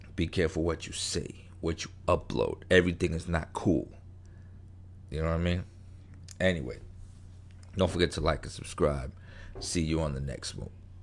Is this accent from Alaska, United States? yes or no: no; New York, United States; I grew up in New York, grew up in the street